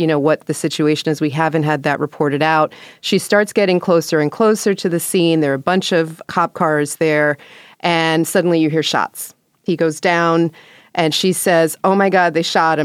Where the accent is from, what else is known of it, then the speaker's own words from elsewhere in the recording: New York, United States; I'm an O G from that era from New York